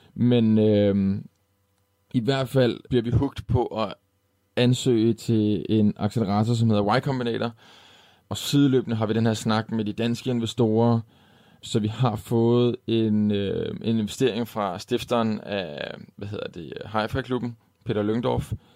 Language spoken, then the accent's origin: Danish; Denmark; her hjemme i Danmark